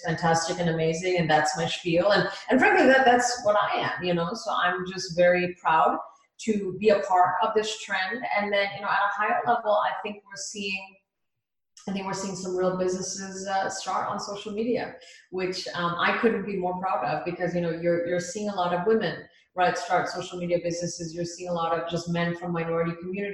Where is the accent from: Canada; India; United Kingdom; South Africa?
India; now in United States; from India, born, you know, like born and raised in India